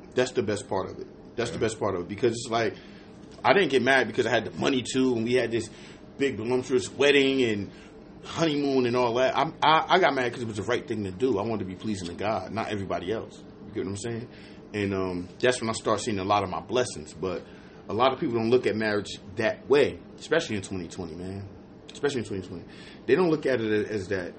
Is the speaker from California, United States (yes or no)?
no; New Jersey, United States; moved away; I'm from Jersey